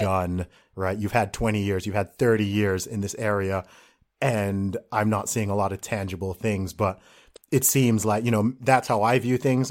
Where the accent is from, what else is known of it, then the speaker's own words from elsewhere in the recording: England, United Kingdom; an Englishman